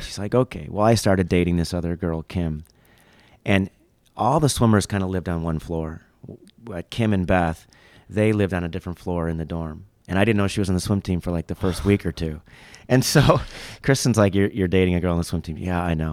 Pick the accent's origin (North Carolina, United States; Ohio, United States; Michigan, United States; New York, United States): Michigan, United States; Fraser; moved away; I grew up in Michigan outside of Detroit, about forty-five minutes north, Fraser, Mount Clemens area